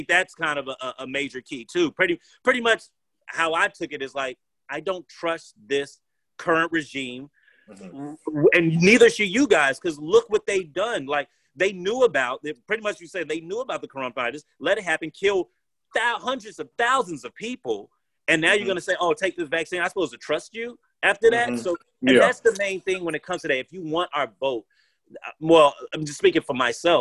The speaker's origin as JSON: {"language": "English", "country": "United States", "said": "as us American people"}